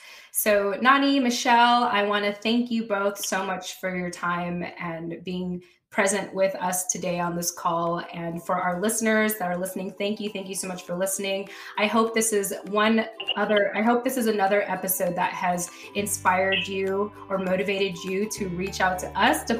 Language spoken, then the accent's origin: English; Philippines; I always like to say that for as long as I'm Filipino, this project will exist.